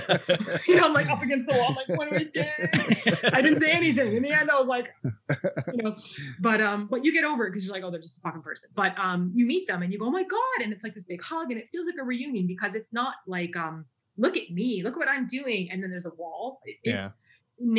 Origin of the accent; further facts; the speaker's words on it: Canada; moved away as an adult; also born or lived in South Korea / Japan; my home country, Canada